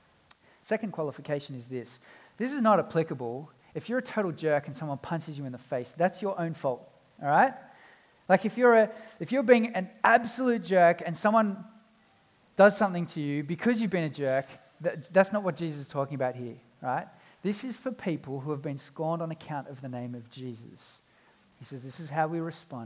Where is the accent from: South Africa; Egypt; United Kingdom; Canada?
South Africa; now in Australia; I was born in South Africa and we've been back a number of times